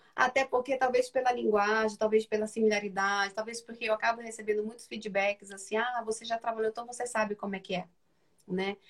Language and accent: Portuguese; Rio de Janeiro, Brazil; moved away as an adult; now in São Paulo, Brazil; eu sou do Rio de Janeiro. Então, trabalhei para a Matriz no Rio, depois me mudei para São Paulo, né, onde eu resido há 12 anos